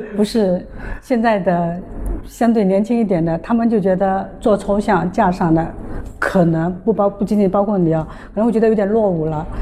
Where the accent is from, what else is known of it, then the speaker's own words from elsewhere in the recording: Fujian, China; 隔壁福建的